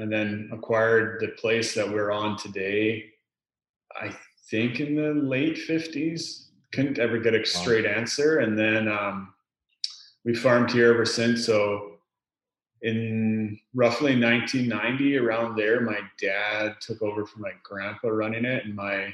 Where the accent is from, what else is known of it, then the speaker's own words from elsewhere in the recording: Lower Mainland, British Columbia, Canada; I grew up in the Lower Mainland here